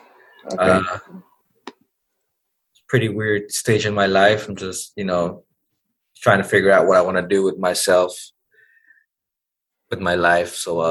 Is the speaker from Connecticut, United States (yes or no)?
no; Dallas, Texas, United States; And I'm from Oak Cliff. So I used to ride my bike around and just meet people in this bar.